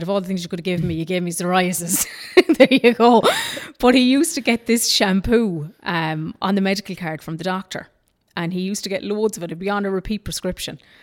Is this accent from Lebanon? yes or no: no; Ballinagh, Ulster, Ireland; also born or lived in Dublin / Australia; transferred me back, took me back into Ballinagh again